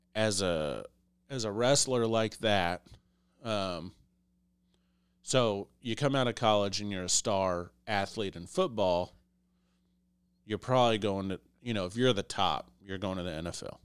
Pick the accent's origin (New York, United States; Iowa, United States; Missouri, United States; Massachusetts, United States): Iowa, United States; I was born in Iowa